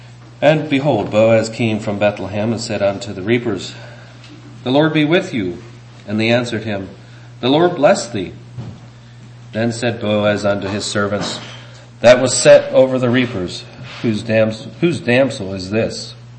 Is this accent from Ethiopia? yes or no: no; England, United Kingdom; guess if you know Dutch, there must be some adjectives that you can express in there that, for me as an Englishman, I don't get.